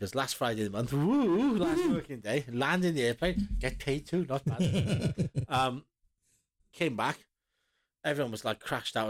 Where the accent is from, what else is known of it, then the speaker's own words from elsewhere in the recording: Porthcawl, Wales, United Kingdom; growing up in Porthcawl